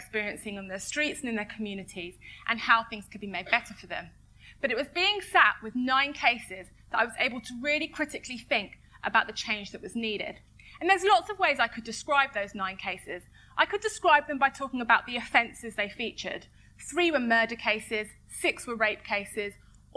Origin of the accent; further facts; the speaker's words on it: London, United Kingdom; I am not from Tottenham. I am from Edmonton.